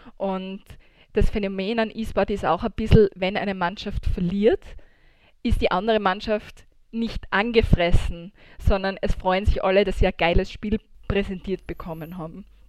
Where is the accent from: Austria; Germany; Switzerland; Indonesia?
Austria; Bei uns in Österreich